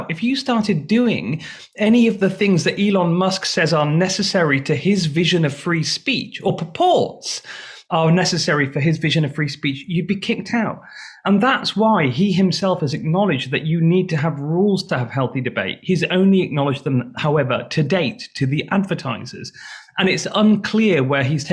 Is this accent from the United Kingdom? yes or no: yes; United Kingdom; moved away as an adult; now in Washington, D.C., United States; I moved to America in June 2020 during the pandemic to Washington, D.C. Clearly, I'm British